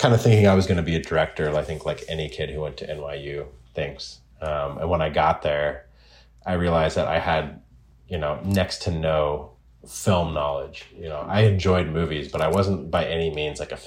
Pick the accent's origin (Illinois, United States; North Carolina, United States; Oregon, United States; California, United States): Oregon, United States; I grew up in Oregon, and I grew up in the woods.